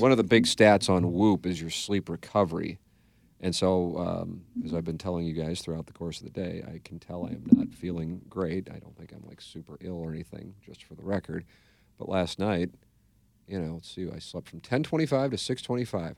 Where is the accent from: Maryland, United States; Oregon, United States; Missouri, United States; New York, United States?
Missouri, United States; St. Louis; Saint Louis is fine. It's my hometown